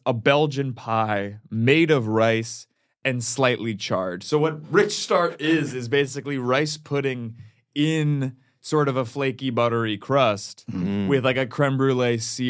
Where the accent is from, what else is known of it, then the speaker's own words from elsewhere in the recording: Cleveland, Ohio, United States; I grew up in Cleveland.